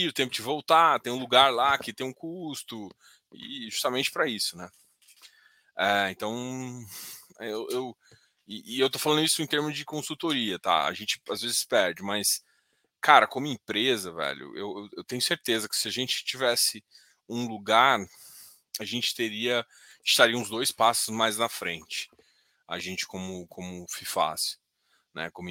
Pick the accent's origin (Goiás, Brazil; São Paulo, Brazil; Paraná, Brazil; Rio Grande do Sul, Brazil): Goiás, Brazil; mas eu sou goiano, cara.